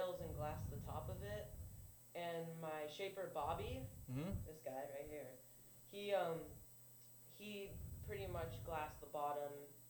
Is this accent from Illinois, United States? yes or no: no; Santa Cruz, California, United States; I am from Santa Cruz, California